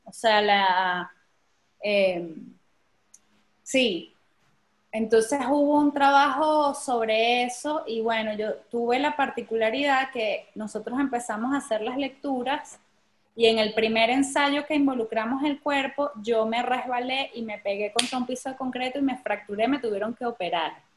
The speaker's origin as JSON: {"language": "Spanish", "country": "Venezuela", "said": "nosotros como venezolanos"}